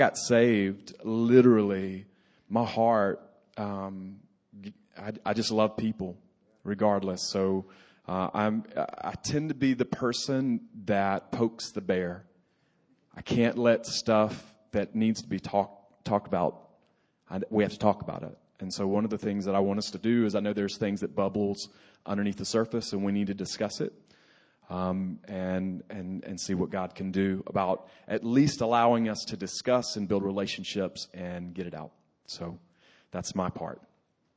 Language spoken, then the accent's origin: English; the South, United States; I grew up in the South